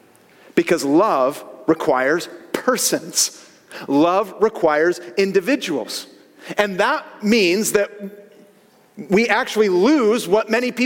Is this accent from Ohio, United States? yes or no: no; Northern California, United States; growing up in NorCal